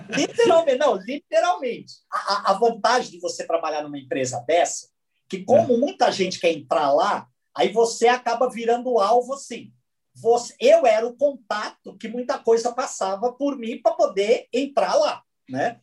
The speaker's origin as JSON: {"language": "Portuguese", "town": "São Bernardo do Campo", "region": "São Paulo", "country": "Brazil", "said": "Eu sou de São Bernardo"}